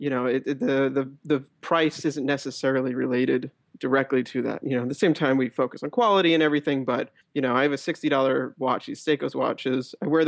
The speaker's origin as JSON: {"language": "English", "town": "New York City", "region": "New York", "country": "United States", "tie": "born or raised there", "said": "I am a 30-year-old based in New York. I grew up in New York City as well."}